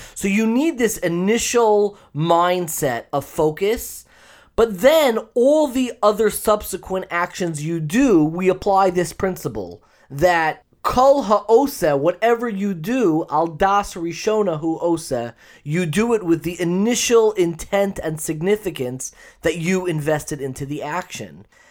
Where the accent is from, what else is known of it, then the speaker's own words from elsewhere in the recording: Long Island, New York, United States; I grew up in Long Island